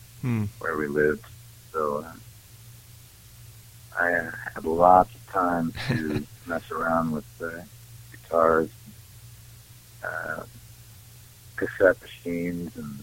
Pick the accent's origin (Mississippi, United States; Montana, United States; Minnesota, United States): Montana, United States; Great Falls; also born or lived in Billings, Montana; I grew up more in Great Falls, Montana, which is more central Montana, out on the plains